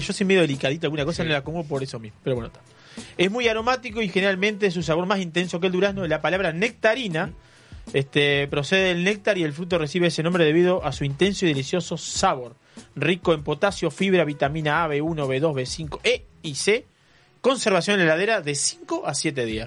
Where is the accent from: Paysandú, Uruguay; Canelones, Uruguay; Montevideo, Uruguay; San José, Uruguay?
Canelones, Uruguay; Cuchilla Alta; yo soy de Cuchilla Alta, cerca ahí